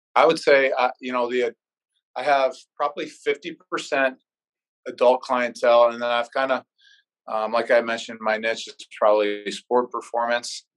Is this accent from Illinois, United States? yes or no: no; Chagrin Falls, Ohio, United States; moved away as an adult; now in Des Moines, United States; I'm actually from Cleveland, Ohio, so a suburb of Cleveland, Chagrin Falls. I grew up there my whole life